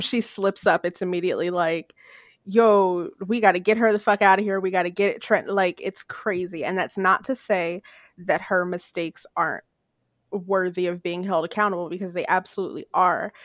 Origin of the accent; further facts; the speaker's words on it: Paulsboro, New Jersey, United States; in my hometown